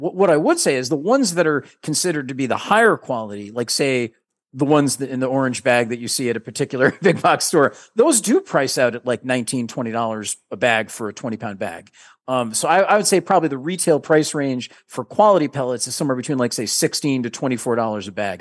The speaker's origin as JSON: {"language": "English", "region": "New England", "country": "United States", "said": "we're from New England"}